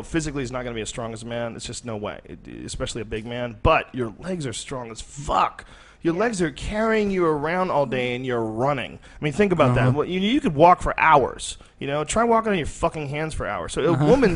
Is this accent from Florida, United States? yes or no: no; Boston, Massachusetts, United States; also born or lived in New Jersey; now in Austin, Texas, United States; I was born in New Jersey, and I grew up mostly in Boston.